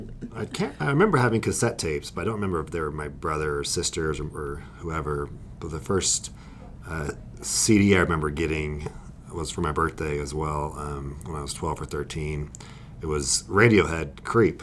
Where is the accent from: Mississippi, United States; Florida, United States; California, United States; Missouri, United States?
California, United States; I grew up in California as well.